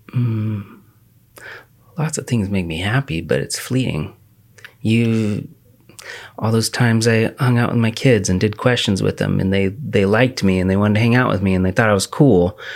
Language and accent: English; The Dalles, Oregon, United States; I grew up in the Dalles